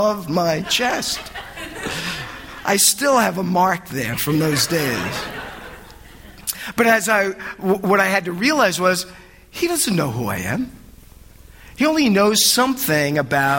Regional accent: United States; being an American in Europe

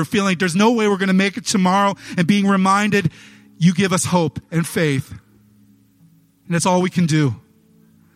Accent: United States; I'm an American and I love church.

